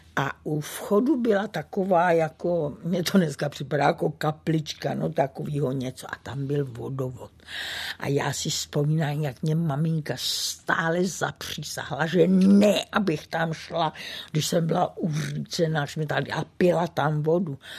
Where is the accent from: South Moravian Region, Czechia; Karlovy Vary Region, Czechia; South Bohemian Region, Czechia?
South Moravian Region, Czechia; Brno; moved away; Brno, to je eh, můj rodný kout